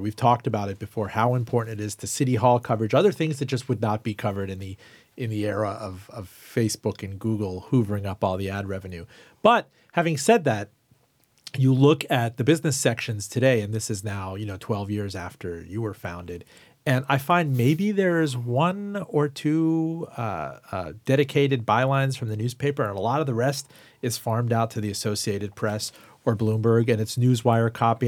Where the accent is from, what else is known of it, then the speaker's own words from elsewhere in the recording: Miami, Florida, United States; also born or lived in Iran; now in Richmond, United States; I grew up in Miami and I grew up worshiping Publix